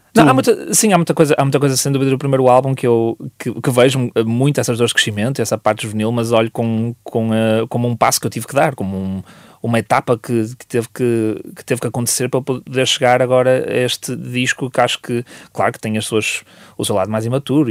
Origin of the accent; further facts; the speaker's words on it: Vila Nova de Gaia, Norte, Portugal; onde eu cresci e, uh, e, ainda moro para essas zonas. Uh, eu, sou, eu sou de Porozinho